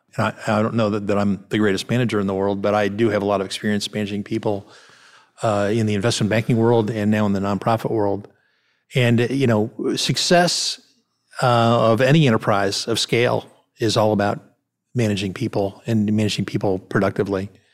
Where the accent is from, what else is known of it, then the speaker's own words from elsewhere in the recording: Cleveland, Ohio, United States; now in Memphis, United States; I grew up in Cleveland, Ohio, where there are a lot of people moving in and moving out all the time.